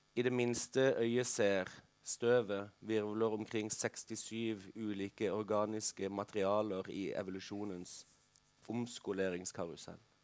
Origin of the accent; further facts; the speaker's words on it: Kristiansand, Agder, Norway; dette ganske fine middelklasseområdet hvor jeg vokste opp i Kristiansand